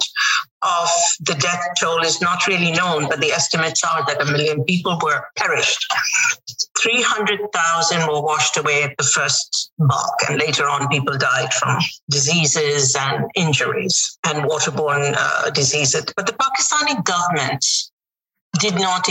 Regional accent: Dhaka, Dhaka Division, Bangladesh; moved away as an adult; now in United States; Life growing up in Dhaka before 1971 was, I thought, was very simple

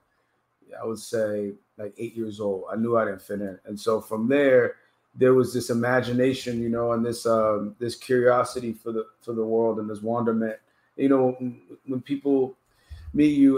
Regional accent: Miami, Florida, United States; also born or lived in Washington, D.C.; I grew up in Miami

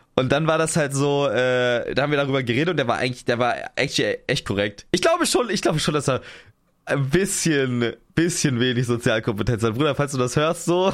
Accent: Potsdam, Brandenburg, Germany; moved away as an adult; now in Cologne, Germany; So, ich bin ja da in der Region aufgewachsen. Ähm, ich ich komme ja, ich komme nicht aus Berlin, aber ich komme aus Potsdam

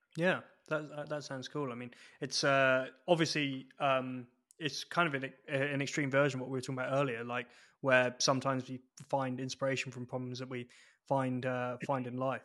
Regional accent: England, United Kingdom; moved away as an adult; now in Edinburgh, United Kingdom; I spent so long down south, uh, basically from childhood, that uh, it's weird for me being in Edinburgh with it technically being home

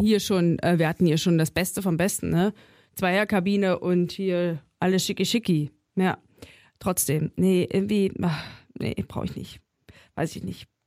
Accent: a village in Thuringia, Germany; now in Berlin, Germany; fahre ich nochmal ins thüringische Dorf und treffe mich da mit zwei äh, Schulfreundinnen.

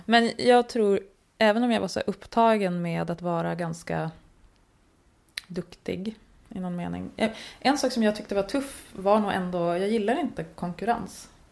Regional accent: Norrbotten County, Sweden; jag är uppvuxen i Norrbotten

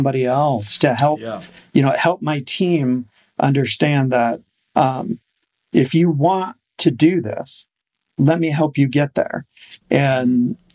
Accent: Iowa City, Iowa, United States; now in Oklahoma, United States; I grew up in Iowa City

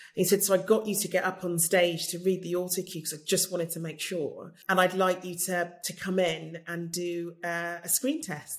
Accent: United Kingdom; Either I'm British or I'm not.

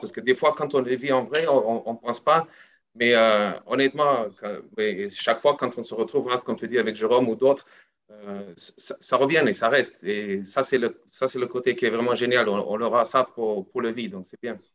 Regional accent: South Africa; French is a second language; moved away as an adult; also born or lived in France; C'est pas parce que je suis pas sud-africaine, j'y serai toujours et j'ai toujours mon accent, hein, ça n'a pas changé

